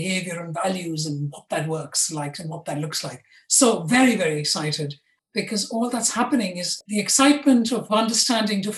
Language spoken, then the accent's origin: English; India; now in London, United Kingdom; I was born and brought up in India. I now live in London.